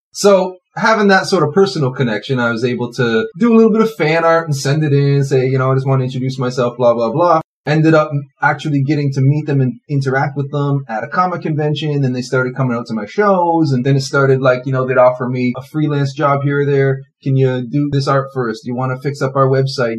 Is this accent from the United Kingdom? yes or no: no; Toronto, Ontario, Canada; also born or lived in Scarborough; I've lived all over the Toronto area, but always in the Toronto area